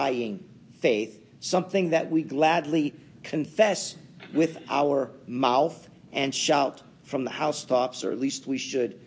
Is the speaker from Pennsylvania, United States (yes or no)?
yes; Pittsburgh, Pennsylvania, United States; you could tell I was brought up in Pittsburgh